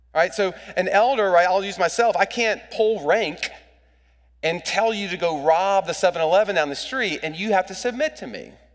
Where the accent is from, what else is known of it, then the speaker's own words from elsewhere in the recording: United States; as an American